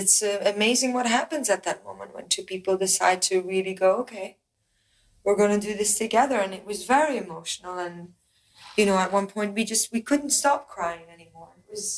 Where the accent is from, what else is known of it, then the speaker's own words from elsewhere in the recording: Belgium; moved away; I'm from Belgium.